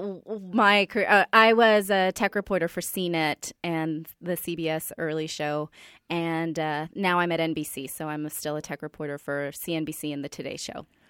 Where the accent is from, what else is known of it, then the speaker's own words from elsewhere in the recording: Silicon Valley, California, United States; I'm from the Silicon Valley